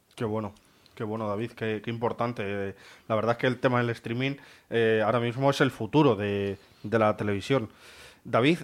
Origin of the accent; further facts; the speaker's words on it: Santa Cruz de Mudela, Castilla-La Mancha, Spain; la plaza de mi pueblo, en, Las Virtudes, en Santa Cruz de Mudela